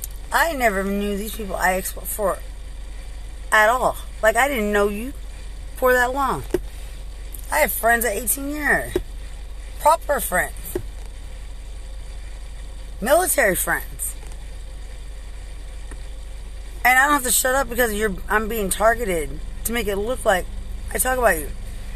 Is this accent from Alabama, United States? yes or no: no; Lubbock, Texas, United States; I'm from Lubbock.